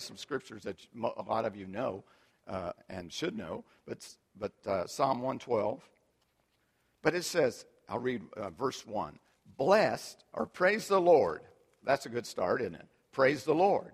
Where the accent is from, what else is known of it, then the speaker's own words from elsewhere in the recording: United States; we've been so fortunate to live and be born and raised in America